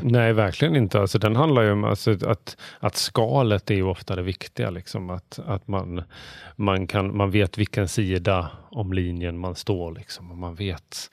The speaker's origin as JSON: {"language": "Swedish", "area": "Bjäre Peninsula", "region": "Skåne", "country": "Sweden", "said": "Bjärehalvön, vilket är där jag kommer från."}